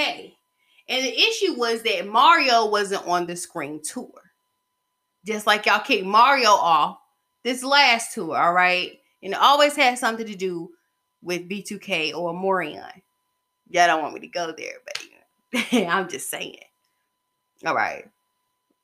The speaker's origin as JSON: {"language": "English", "town": "Covington", "region": "Georgia", "country": "United States", "tie": "born or raised there", "said": "my hometown, Covington, Georgia, in my middle school class"}